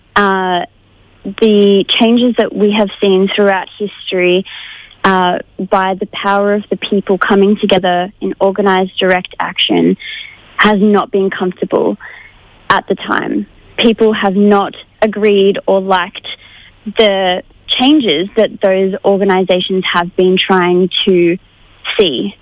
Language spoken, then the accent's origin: English; Brisbane, Queensland, Australia; I'm from Brisbane Mianjin